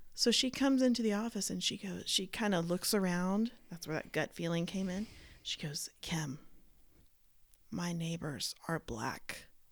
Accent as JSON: {"language": "English", "town": "Dallas", "region": "Texas", "country": "United States", "tie": "born or raised there", "said": "I grew up in Dallas with a mixture of all kinds of people at my schools"}